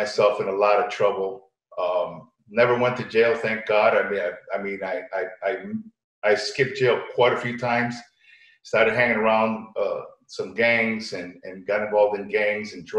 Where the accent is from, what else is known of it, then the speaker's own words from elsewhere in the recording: Berlin, Connecticut, United States; also born or lived in New Britain, Connecticut / New York; I was raised in Connecticut. New Britain, Connecticut was where we were raised